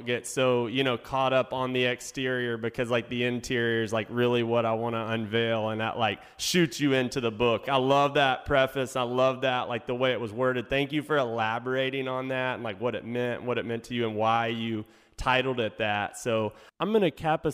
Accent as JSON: {"language": "English", "region": "Louisiana", "country": "United States", "said": "I'm from Louisiana"}